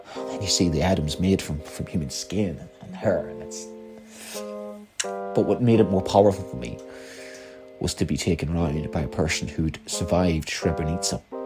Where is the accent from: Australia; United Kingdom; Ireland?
Ireland; I'm Irish